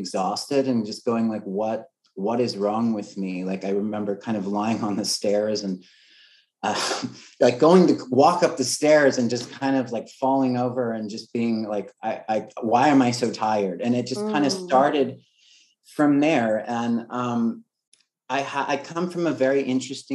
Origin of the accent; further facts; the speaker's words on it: Los Angeles, California, United States; also born or lived in Oregon; I grew up